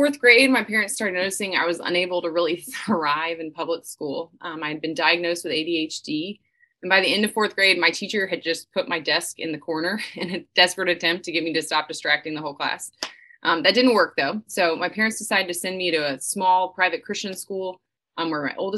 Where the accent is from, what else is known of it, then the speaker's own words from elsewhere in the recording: Atlanta, Georgia, United States; I was born and raised just outside of Atlanta, Georgia